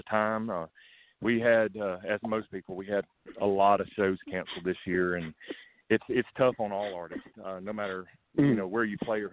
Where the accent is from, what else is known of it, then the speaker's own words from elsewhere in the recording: Georgia, United States; also born or lived in Nashville, Tennessee; my mom and dad moved back to Georgia, and that's where I was raised, in Georgia, in a very rural southern farming community